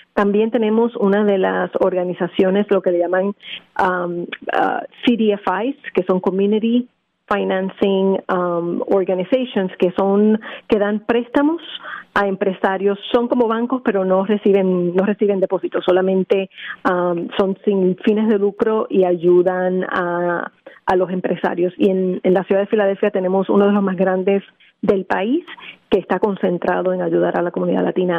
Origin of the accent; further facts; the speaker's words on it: Puerto Rico; now in Philadelphia, United States; Originalmente de Puerto Rico.